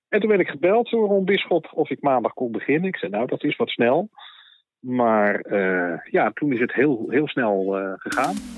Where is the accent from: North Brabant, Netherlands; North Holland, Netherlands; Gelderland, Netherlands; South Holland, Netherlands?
South Holland, Netherlands; The Hague; in Den Haag, waar ik vandaan kom